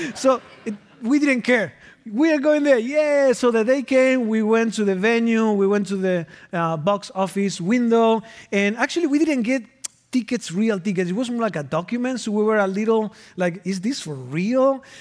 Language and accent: English; Argentina; moved away as an adult; now in Minnesota, United States; I am originally from Argentina, and I've been in Minnesota from two thousand and three, so it has been twenty winters.